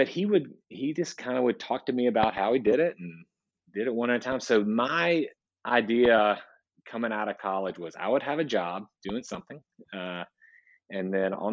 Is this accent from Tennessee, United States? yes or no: yes; Nashville, Tennessee, United States; I was born in Nashville, Tennessee